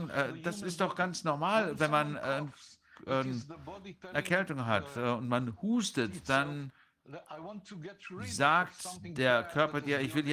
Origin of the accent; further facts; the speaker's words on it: Germany; beunruhigend ist für mich uh, als Deutscher und viele andere Deutsche